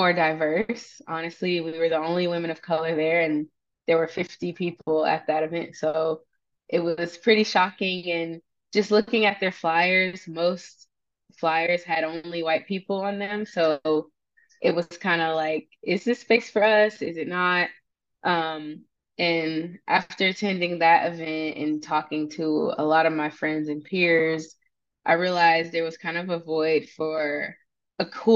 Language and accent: English; the South, United States; moved away as an adult; also born or lived in Syracuse, New York; I'm also from the South